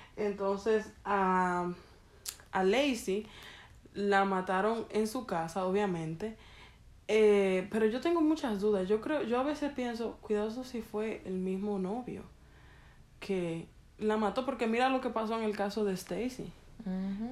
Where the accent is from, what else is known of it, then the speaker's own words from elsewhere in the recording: Dominican Republic; como buena dominicana